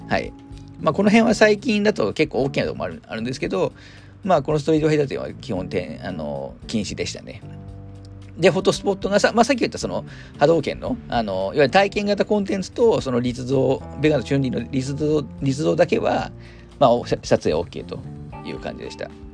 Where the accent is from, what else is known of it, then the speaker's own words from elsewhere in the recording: Hamamatsu, Shizuoka, Japan; 私地元が浜松なんですけど